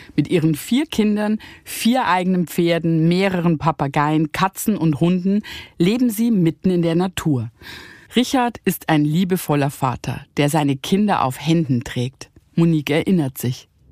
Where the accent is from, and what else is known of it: Bavaria, Germany; also born or lived in Rhineland